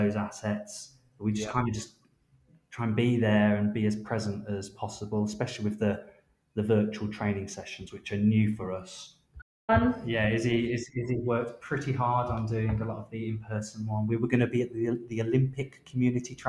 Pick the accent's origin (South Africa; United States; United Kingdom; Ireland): United Kingdom; Wolverhampton, West Midlands; now in London, United Kingdom; we're based in London. I know London. I'm from Wolverhampton.